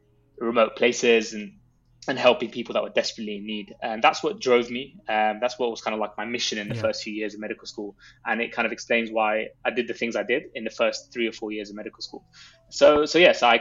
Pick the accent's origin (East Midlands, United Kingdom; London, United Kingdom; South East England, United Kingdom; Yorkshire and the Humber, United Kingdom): London, United Kingdom; I grew up in London